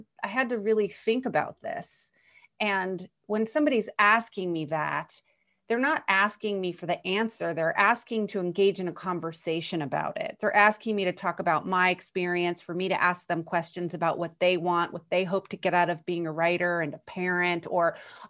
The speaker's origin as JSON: {"language": "English", "country": "United States", "said": "as American women"}